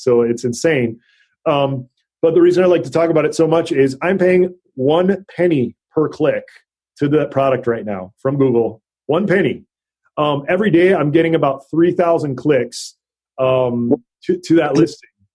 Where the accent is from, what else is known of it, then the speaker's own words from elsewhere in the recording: Hawaii, United States; moved away as an adult; also born or lived in North Dakota; now in Northern California, United States; I grew up in Hawaii. and went to college in North Dakota